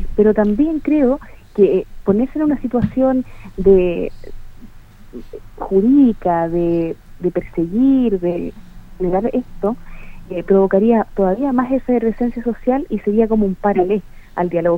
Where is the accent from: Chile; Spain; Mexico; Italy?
Chile; yo me siento identificado como yo como chileno